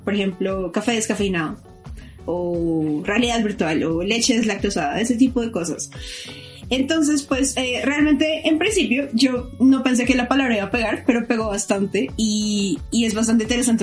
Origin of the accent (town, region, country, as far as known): Bogotá, Colombia